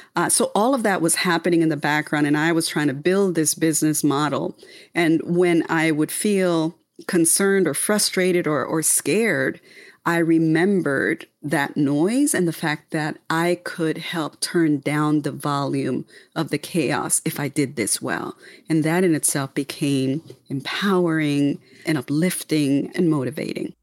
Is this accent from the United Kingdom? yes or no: no; Panama; moved away; born and raised in the Republic of Panama